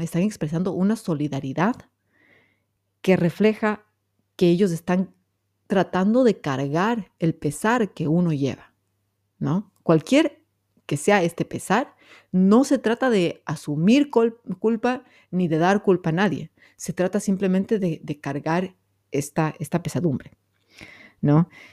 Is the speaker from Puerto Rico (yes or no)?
no; Ecuador; soy bien ecuatoriana